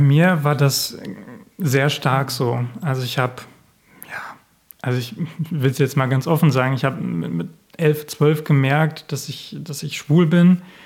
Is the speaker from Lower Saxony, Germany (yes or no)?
yes; Osnabrück Land, Lower Saxony, Germany; in meiner Heimatgemeinde im Osnabrücker Land